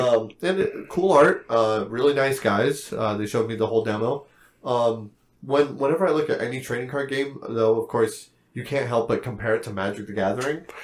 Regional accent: New Mexico, United States; we're from New Mexico

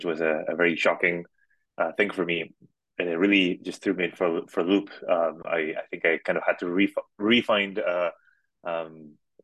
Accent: Madrid, Community of Madrid, Spain; moved away as an adult; I grew up in Madrid, in Spain

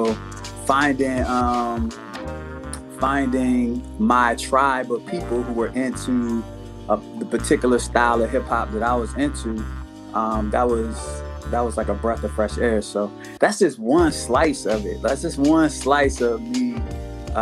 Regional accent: Prince George's County, Maryland, United States; I was from Prince George's County, right outside the city

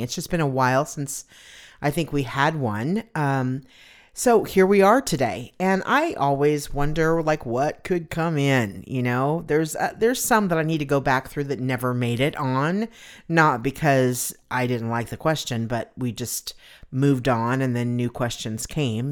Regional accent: Pomona, California, United States; moved away as an adult; now in Phoenix, United States; I was born in California.

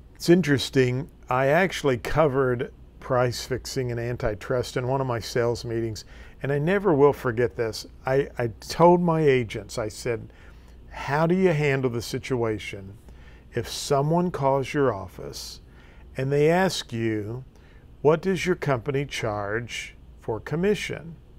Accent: Farmington, Missouri, United States; My hometown is Farmington, Missouri

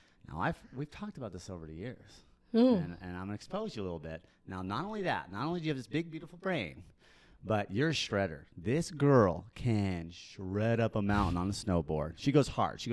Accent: Park City, Utah, United States; I'm from Park City

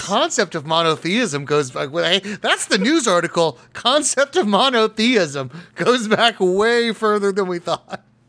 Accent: United States; I'm an American.

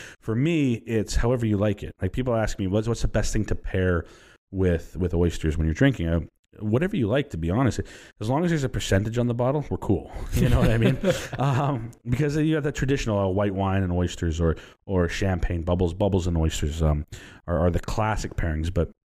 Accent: Texas, United States; I said, listen, where are you from? I said, we're from Texas.

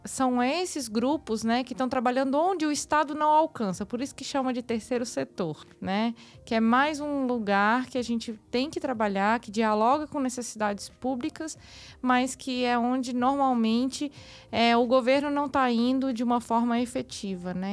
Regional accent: Brasília, Federal District, Brazil; eu sou de Brasília

